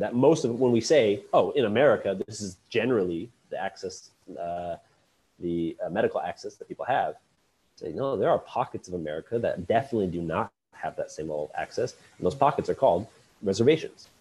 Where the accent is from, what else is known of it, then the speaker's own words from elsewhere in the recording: Lincoln, Nebraska, United States; I am born and raised in Lincoln, Nebraska